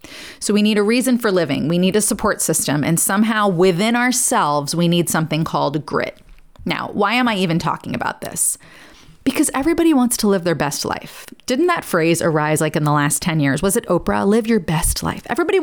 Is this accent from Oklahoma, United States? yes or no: no; New York, United States; now in Nashville, United States; And the posh, you know, I came from New York.